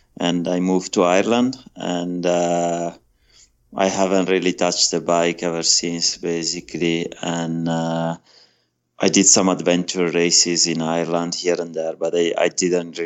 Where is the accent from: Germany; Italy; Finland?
Italy; moved away as an adult; I'm Italian. I was born in Italy about 40 years ago